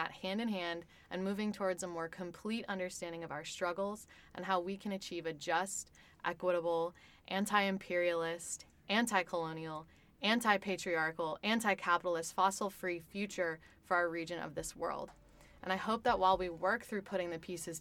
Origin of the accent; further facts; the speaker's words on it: outside of Cleveland, Ohio, United States; now in Columbus, United States; I grew up in Ohio outside of Cleveland as a child of immigrants